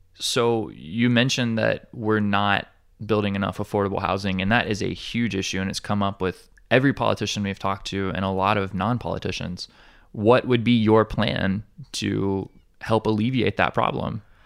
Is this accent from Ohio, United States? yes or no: no; Alabama, United States; now in Hawaii, United States; I'm, I'm from Alabama originally